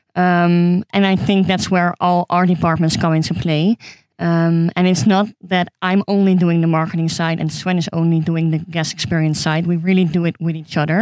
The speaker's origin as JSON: {"language": "English", "town": "Amsterdam", "region": "North Holland", "country": "Netherlands", "said": "I'm from Amsterdam"}